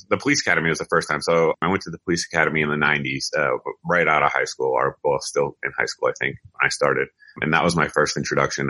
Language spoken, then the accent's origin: English; Massachusetts, United States; I grew up in Massachusetts, actually right near the Smith and Wesson factory